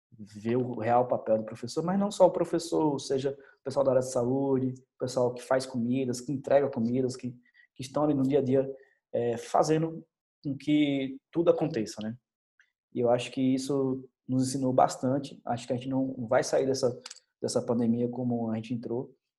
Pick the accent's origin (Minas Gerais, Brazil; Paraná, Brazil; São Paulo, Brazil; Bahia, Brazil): Bahia, Brazil; Salvador; moved away as an adult; also born or lived in Senhor do Bonfim, Bahia; a minha terra, a Bahia, né? da onde eu sou, nasci em Salvador, mas é, trabalho em Seu do Bonfim